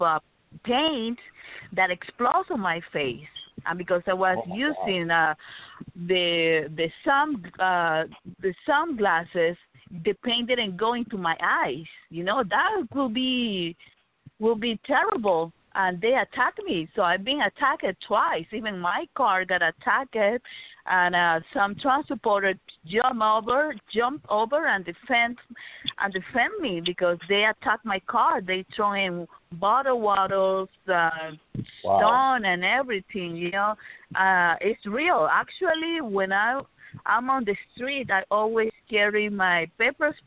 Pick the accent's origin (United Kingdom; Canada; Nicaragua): Nicaragua; now in United States; my family and myself left Nicaragua